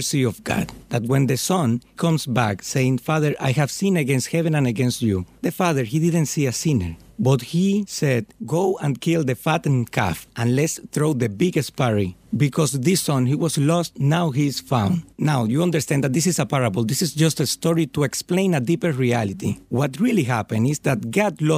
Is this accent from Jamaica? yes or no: no; Dominican Republic; moved away as an adult; now in Philadelphia, United States; I'm from Dominican Republic